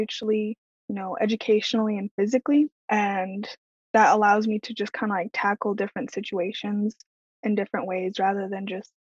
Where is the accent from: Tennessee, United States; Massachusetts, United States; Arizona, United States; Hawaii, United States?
Arizona, United States; Preston Mesa; moved away as an adult; also born or lived in Phoenix, Arizona; now in Dartmouth College, United States; I am from Preston Mesa, Arizona, but I went to school in Phoenix